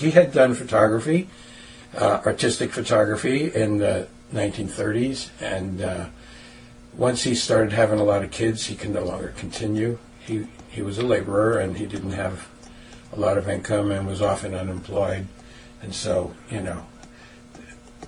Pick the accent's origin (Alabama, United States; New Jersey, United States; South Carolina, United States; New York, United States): New York, United States; New York City; I grew up in Brooklyn, New York, in a family of six brothers